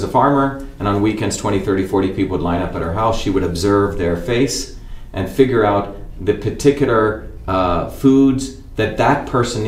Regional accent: India; moved away; when I was a kid growing up in India.

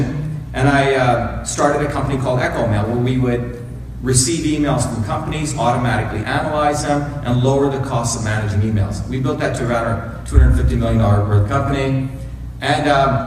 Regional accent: India; moved away; I grew up in India

